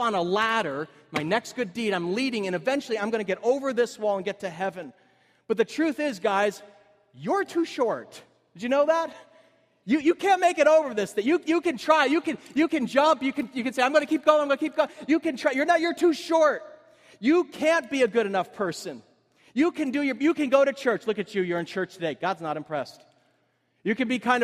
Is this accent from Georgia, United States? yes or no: no; Cedar Grove, New Jersey, United States; I met up with my high school friends, Cedar Grove